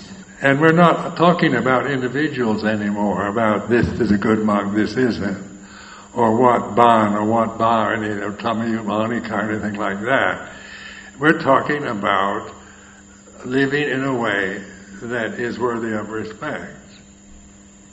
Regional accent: California, United States; moved away as an adult; also born or lived in Thailand; where I'm from California

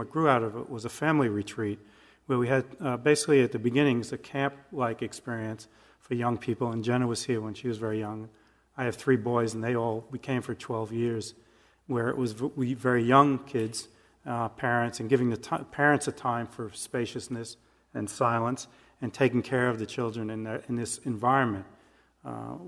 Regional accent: New York City, New York, United States; moved away; I was born and raised in the Bronx in New York, so this is a long way from home

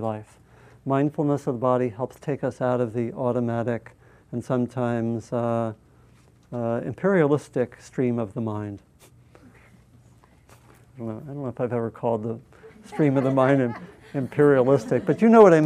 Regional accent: United States; I'm an American.

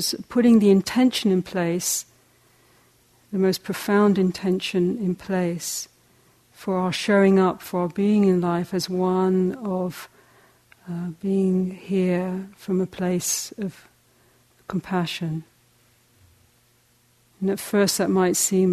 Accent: England, United Kingdom; moved away as an adult; also born or lived in South Africa; I'm a hobbit from England.

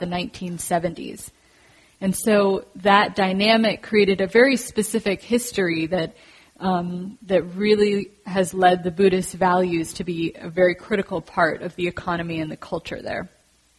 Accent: San Francisco, California, United States; I grew up in San Francisco

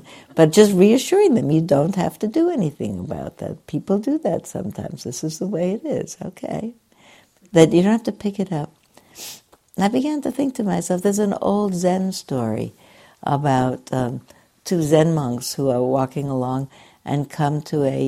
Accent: New York City, New York, United States; I grew up in New York City where people had one or another Sabbath

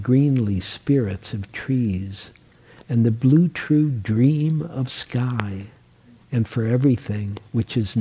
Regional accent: Detroit, Michigan, United States; also born or lived in New York; now in San Francisco, United States; I was born in Detroit, and I upgraded to New York

